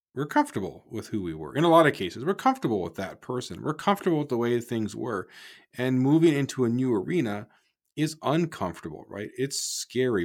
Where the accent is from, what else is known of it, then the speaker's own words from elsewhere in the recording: Markham, Ontario, Canada; moved away; I'm from Markham originally